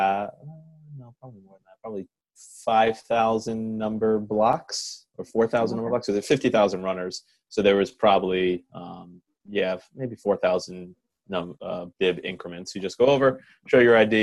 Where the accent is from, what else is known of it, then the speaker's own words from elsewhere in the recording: New York City, New York, United States; moved away as an adult; I grew up in Queens my first 18 years of my life